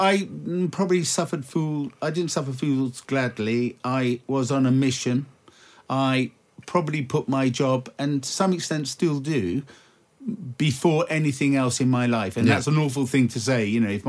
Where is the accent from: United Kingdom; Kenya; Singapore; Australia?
Singapore; also born or lived in Malaysia / Indonesia / Thailand; Because I was born and brought up in the Far East.